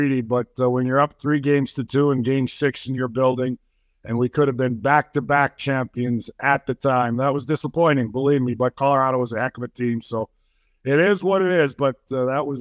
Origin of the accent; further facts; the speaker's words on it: Western Canada, Canada; moved away; also born or lived in New Jersey; I grew up in Western Canada where hockey, it was a religion, as we like to say up there.